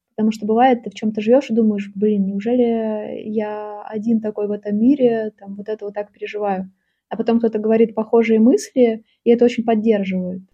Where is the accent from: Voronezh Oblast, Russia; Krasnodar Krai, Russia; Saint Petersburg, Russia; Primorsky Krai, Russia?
Saint Petersburg, Russia; Я родилась в Питере